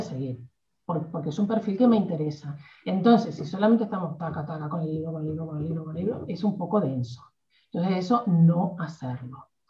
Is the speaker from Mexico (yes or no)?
no; Argentina; yo soy argentina